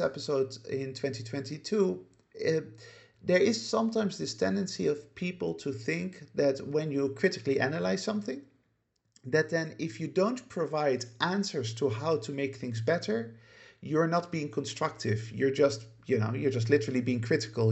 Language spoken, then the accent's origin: English; Netherlands; moved away as an adult; also born or lived in United Kingdom; now in Spain; I grew up very much in a Western Judai, Judeo-Christian society, namely the Netherlands, um, where I lived for the first eighteen years of my life.